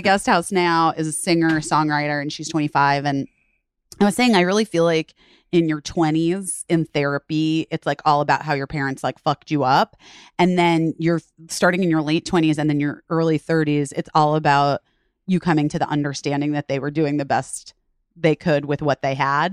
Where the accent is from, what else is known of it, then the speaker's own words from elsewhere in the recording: Arizona, United States; also born or lived in Chicago, Illinois; we moved to, um, Arizona for my dad's job when I was going into first grade